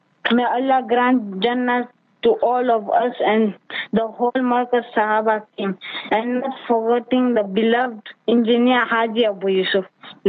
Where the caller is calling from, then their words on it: Kenya; I'm tuning from Kenya in a small town on the slopes of Mount Kenya.